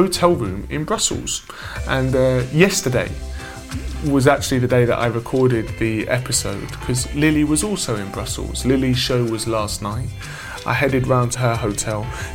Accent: United Kingdom; I grew up outside of London

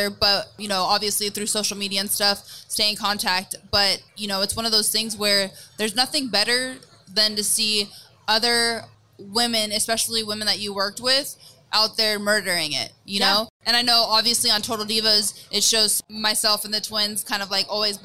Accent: Bay Area, California, United States; it's my hometown. It's where I grew up

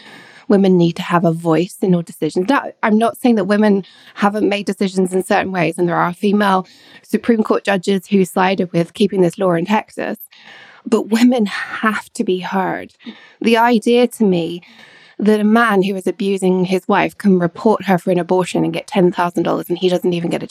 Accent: England, United Kingdom; also born or lived in Scotland / Edinburgh; Growing up in England, although I'm Scottish and born in Scotland, I went to school in England

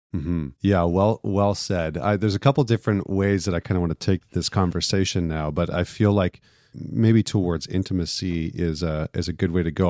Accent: Northern Alberta, Canada; I grew up in Northern Alberta

